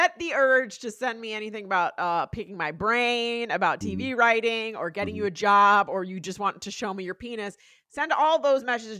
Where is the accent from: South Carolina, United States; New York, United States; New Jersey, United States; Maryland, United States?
New Jersey, United States; Boonton Township; moved away; I'm from Bootin' Township.